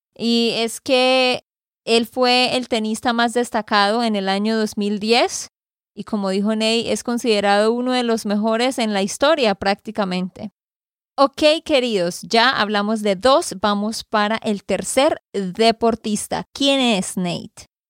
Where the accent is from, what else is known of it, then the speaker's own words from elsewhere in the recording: Santander, Colombia; de Santander, Colombia.